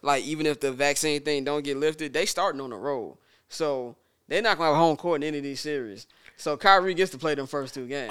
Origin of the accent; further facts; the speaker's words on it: Midwest, United States; I'm from the Midwest